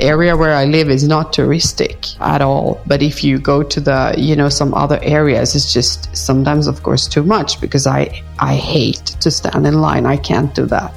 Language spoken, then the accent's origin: English; Stockholm, Stockholm County, Sweden; now in Paris, France; I live in Paris, but I visit Stockholm very often because that's my hometown